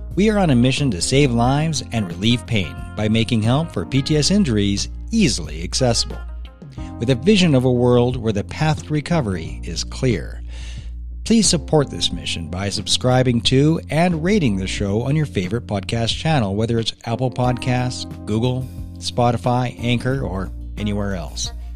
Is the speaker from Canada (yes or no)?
yes; Canada; being a Canadian